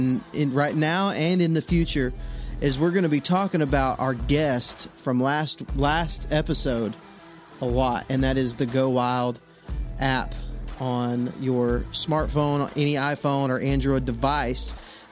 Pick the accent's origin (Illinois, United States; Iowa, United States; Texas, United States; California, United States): Texas, United States; now in Alabama, United States; I'm from Texas, now I live in Alabama.